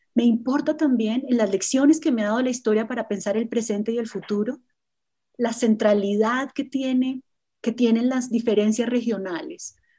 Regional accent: Colombia; como colombiana y como historiadora

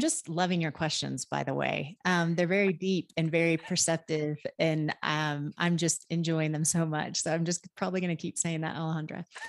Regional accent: Oklahoma, United States; now in Pisac, Peru; I, I grew up in Oklahoma.

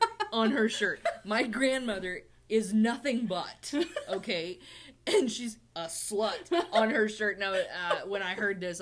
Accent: Tulsa, Oklahoma, United States; we're from Tulsa.

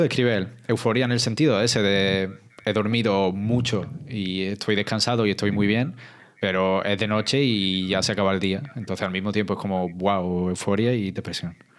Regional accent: Andalusia, Spain; como andaluz

